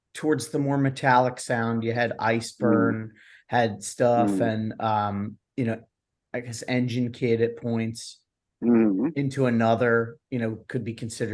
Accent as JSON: {"language": "English", "town": "Philadelphia", "region": "Pennsylvania", "country": "United States", "said": "I'm from, you know, Philly area"}